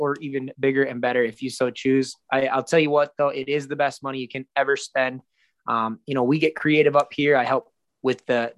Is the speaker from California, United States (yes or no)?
no; Minnesota, United States; moved away; we're both from Minnesota originally